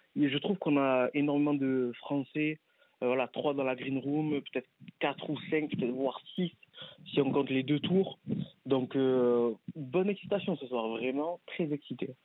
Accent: Marseille, Provence-Alpes-Côte d'Azur, France; je suis marseillais

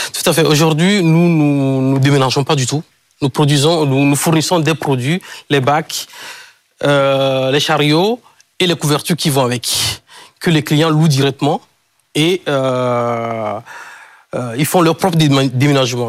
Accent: Kpalimé, Plateaux, Togo; je suis d'origine euh, togolaise. Et c'est le nom de ma ville natale, Cloto. En la région s'appelle Cloto. Je suis né à Palimé.

